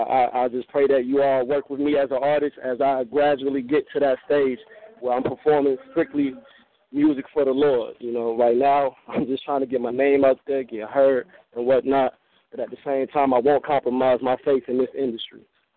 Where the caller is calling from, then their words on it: Augusta, Georgia, United States; I'm coming from Augusta, Georgia. I know the phone number says Texas. I'm coming from Augusta, Georgia, the west side.